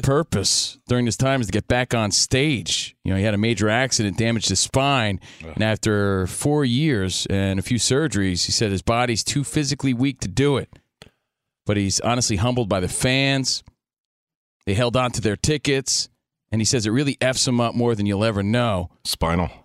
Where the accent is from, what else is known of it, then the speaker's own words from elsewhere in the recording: New Jersey, United States; I'm from Jersey